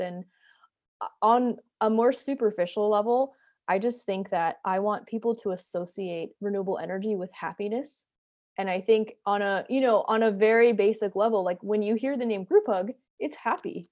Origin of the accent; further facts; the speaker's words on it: New Jersey, United States; moved away as an adult; also born or lived in Atlanta; now in Brooklyn, United States; I grew up in New Jersey. I live in Brooklyn now